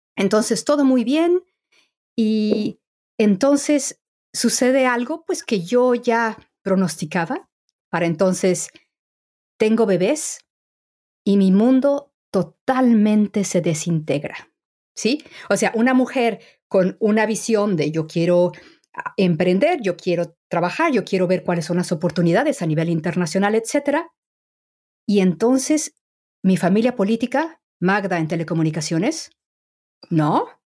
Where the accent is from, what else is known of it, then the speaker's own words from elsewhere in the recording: Mexico; moved away as an adult; now in England; soy mexicana